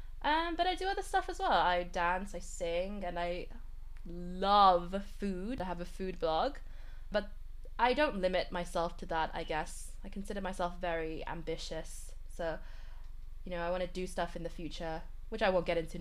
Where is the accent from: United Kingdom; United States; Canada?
United Kingdom; also born or lived in Birmingham; in terms of where I am from, my dad is Malaysian Chinese. And my mom is Vietnamese, but I was born in Britain here, based in Birmingham.